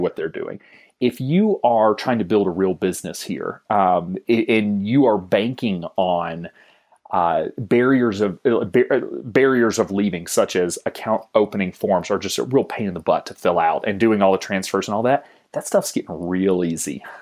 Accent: Georgia, United States; moved away as an adult; also born or lived in Wisconsin; I'm living in Wisconsin, where I've never lived before. I'm originally from Georgia.

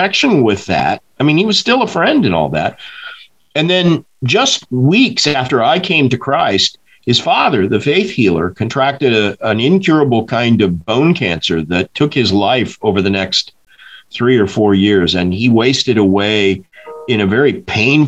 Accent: Tulsa, Oklahoma, United States; I grew up in Tulsa, Oklahoma

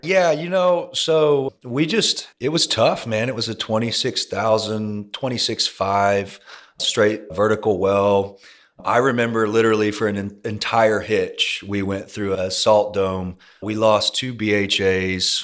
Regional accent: Longview, Texas, United States; now in Houston, United States; I grew up in East Texas

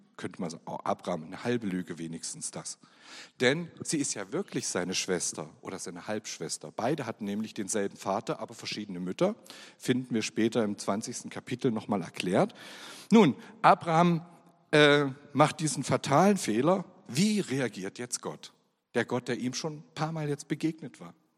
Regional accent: Germany; Ich bin geboren in der DDR und bin dort auch aufgewachsen

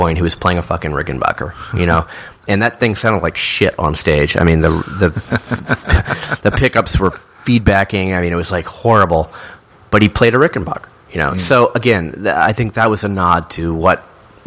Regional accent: Silver Spring, Maryland, United States; Jim and I came from the Silver Spring, which is right over the DC line

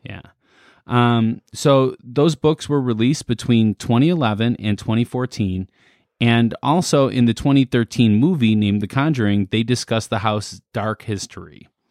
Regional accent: Midwest, United States; we're from the Midwest

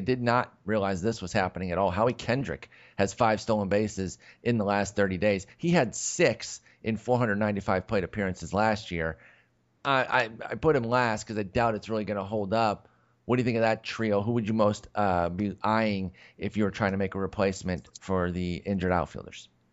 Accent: Texas, United States; I'm from Texas

